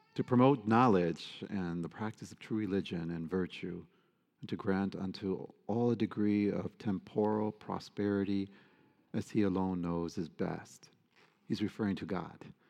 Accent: United States; us as American Catholics

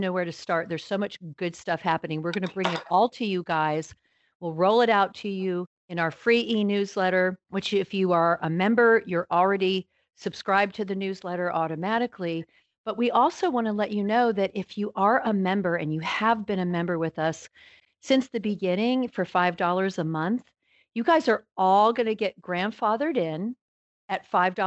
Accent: Florida, United States; now in Texas, United States; as a Florida native

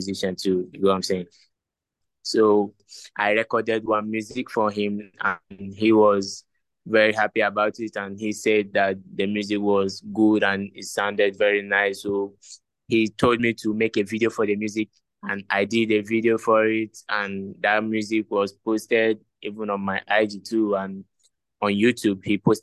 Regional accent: Nigeria; now in Ghana; I'm from Nigeria, but currently I'm in Ghana.

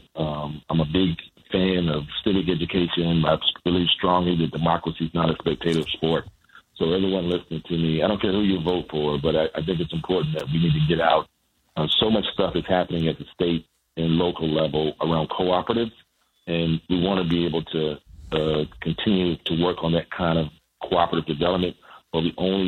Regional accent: Statesville, North Carolina, United States; I'm from Statesville, North Carolina, grew up in a 990 square foot house with a one bathroom, no shower

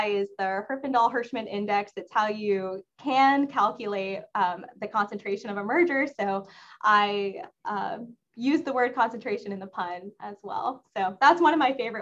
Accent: Texas, United States; moved away as an adult; also born or lived in Bloomington, Indiana; now in Washington, DC, United States; I'm from Texas

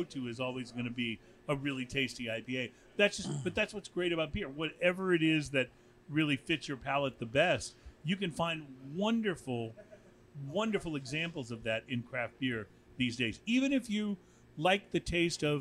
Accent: Houston, Texas, United States; I'm from Houston

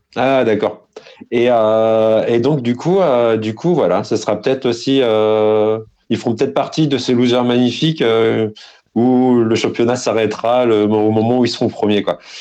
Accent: Lorient, Brittany, France; je suis morbihanais. Euh, j'ai grandi euh, bah, entre Lorient et Vannes.

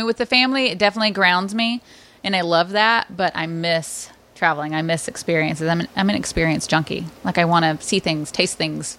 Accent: the South, United States; And growing up in the South, that was the form of discipline.

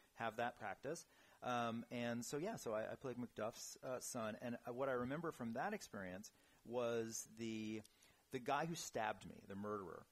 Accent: New York City, New York, United States; moved away; born and raised in New York City

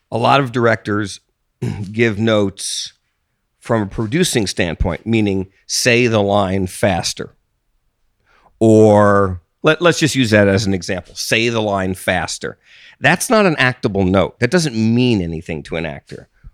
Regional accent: East Coast, United States; moved away as an adult; also born or lived in Austin, Texas; I grew up on the East Coast

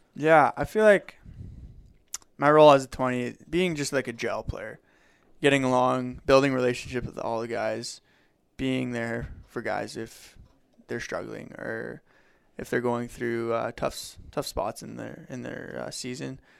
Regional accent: Legal, Alberta, Canada; I grew up in Legal, going to a francophone school from K to nine, so very fluent

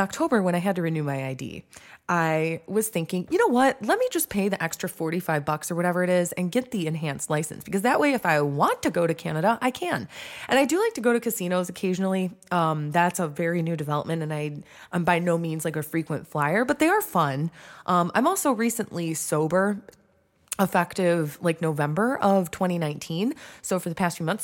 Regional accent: Detroit, Michigan, United States; I grew up in Metro Detroit

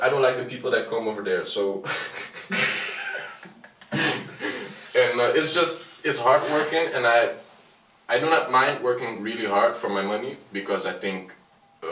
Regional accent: Amsterdam, North Holland, Netherlands; We're from Amsterdam

